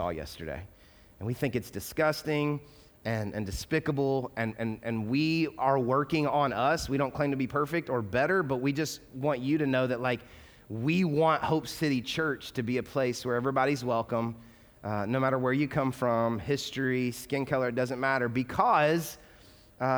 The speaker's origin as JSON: {"language": "English", "region": "the South", "country": "United States", "tie": "born or raised there", "moved": "as an adult", "lives_now": "Louisville, United States", "said": "I grew up in the South. I grew up in the like heavy Bible Belt."}